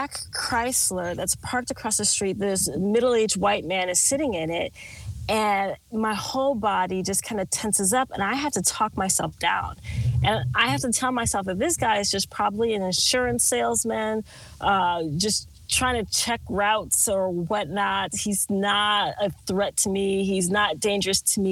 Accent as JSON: {"language": "English", "region": "Minnesota", "country": "United States", "also_born_or_lived": "California", "moved": "yes", "lives_now": "Texas, United States", "said": "I'm from Minnesota"}